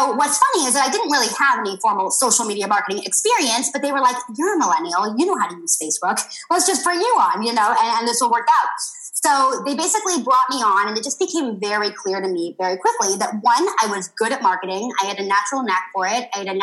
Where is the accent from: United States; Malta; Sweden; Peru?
United States; San Francisco, California; moved away as an adult; now in Tel Aviv, Israel; I live in Tel Aviv, Israel, although I'm originally from San Francisco, but me and my husband actually travel the world all year round